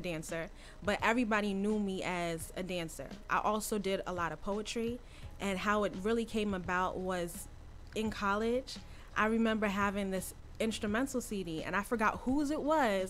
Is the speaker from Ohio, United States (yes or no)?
no; Rahway, New Jersey, United States; also born or lived in Queens, New York; raised in Rahway. Um, did my basically all my school in Rahway